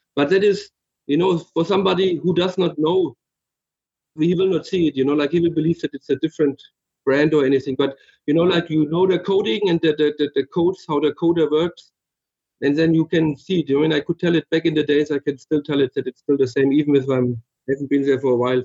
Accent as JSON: {"language": "English", "area": "Middle Franconia", "region": "Bavaria", "country": "Germany", "said": "Originally, I'm from uh, Middle Franconia. So in Franconia, it's northern Bavaria"}